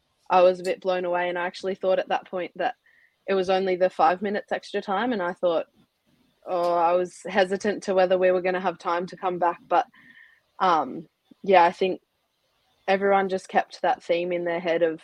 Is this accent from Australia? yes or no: yes; Milton Ulladulla, New South Wales, Australia; I'm from Milton Ulladulla, so down the bottom end of the South Coast.